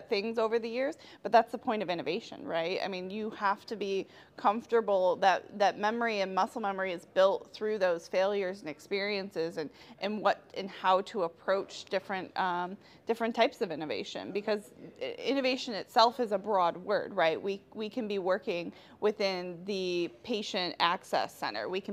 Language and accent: English; Detroit, Michigan, United States; I'm from Detroit.